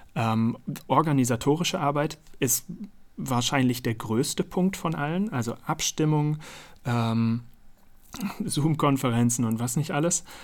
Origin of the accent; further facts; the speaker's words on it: Münster, North Rhine-Westphalia, Germany; Aus Münster in Nordrhein-Westfalen